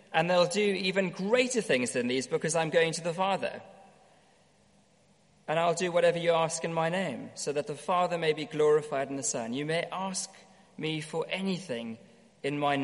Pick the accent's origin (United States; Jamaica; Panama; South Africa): South Africa; growing up in South Africa